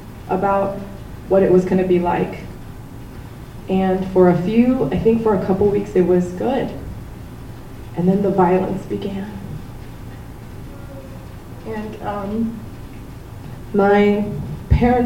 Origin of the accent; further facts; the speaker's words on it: South Korea; now in United States; I was born in Korea, and my dad, when I was 2.5, left for the United States for a better life.